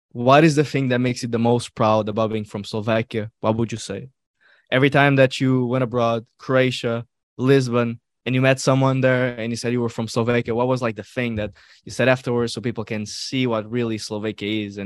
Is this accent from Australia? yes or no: no; Algeria; also born or lived in Morocco; I'm a Moro. I can relate. I can relate. I come from North North Africa.